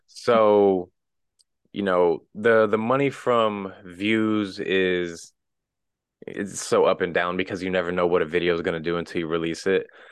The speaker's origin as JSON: {"language": "English", "town": "Wellsville", "region": "Missouri", "country": "United States", "tie": "born or raised there", "said": "I originally grew up in a tiny town in the middle of nowhere in the Midwest, little town called Wellsville, Missouri, like twelve hundred people"}